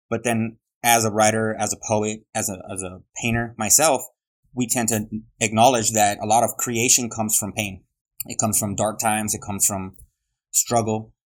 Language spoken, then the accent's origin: English; Globe, Arizona, United States; also born or lived in Los Angeles; But by 9 months old, I was living in Globe, Arizona. I was born in East LA, like the movie, but I'm not really from LA. I was in Globe, Arizona. Then I moved so many times, I'm not really from anywhere.